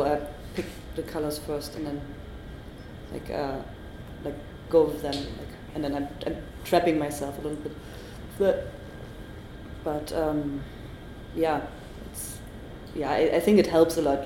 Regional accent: Germany; English is a second language

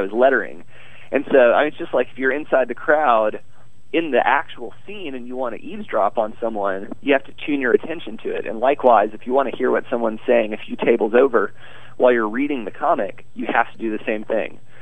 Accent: Arkansas, United States; moved away as an adult; Arkansas, my home state

